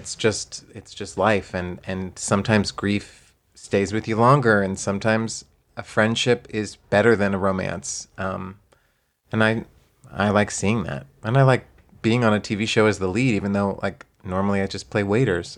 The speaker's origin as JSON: {"language": "English", "region": "Texas", "country": "United States", "tie": "born or raised there", "moved": "yes", "said": "I grew up in Texas"}